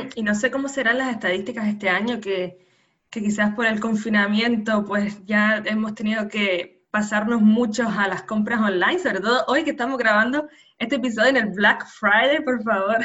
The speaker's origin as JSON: {"language": "Spanish", "region": "Canary Islands", "country": "Spain", "tie": "born or raised there", "said": "nacida en Canarias"}